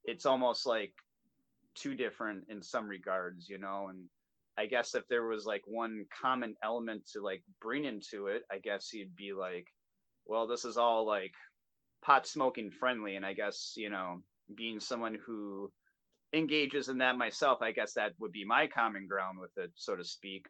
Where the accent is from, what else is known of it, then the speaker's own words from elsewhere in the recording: Milwaukee, Wisconsin, United States; We're based out of here in my hometown in Milwaukee, Wisconsin.